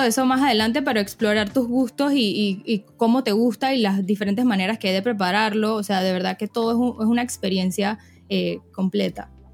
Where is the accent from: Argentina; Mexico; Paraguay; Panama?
Panama; also born or lived in Florida; soy panameña, tengo 24 años, yo estudié finanzas e información de sistemas en Florida